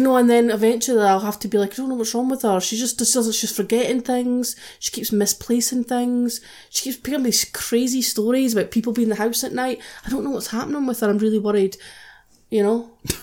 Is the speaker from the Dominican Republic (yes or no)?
no; United Kingdom; we're British